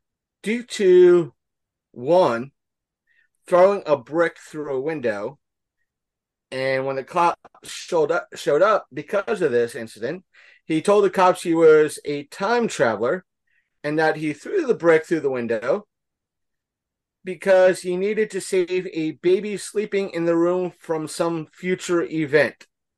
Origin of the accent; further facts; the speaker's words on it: Florida, United States; moved away; also born or lived in Ocala, Florida; I'm from Florida too